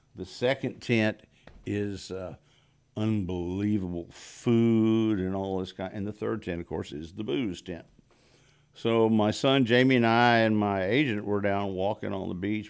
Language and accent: English; Texas, United States; moved away as an adult; now in Los Angeles, United States; I'm from Texas